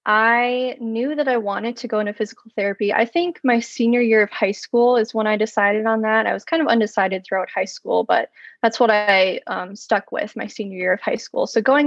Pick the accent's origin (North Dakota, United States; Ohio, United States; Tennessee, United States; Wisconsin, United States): Wisconsin, United States; Sheboygan; also born or lived in Chandler, Arizona / South Florida; So I grew up mostly in Sheboygan, Wisconsin. So I'm a Midwest girl.